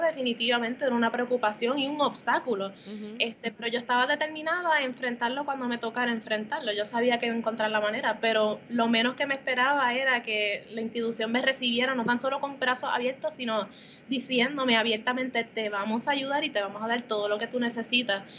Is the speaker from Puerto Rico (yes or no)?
yes; Puerto Rico; moved away as an adult; now in New York, United States; uno como puertorriqueño y dos como artista, en NYU se reconoció el valor en mi identidad como puertorriqueña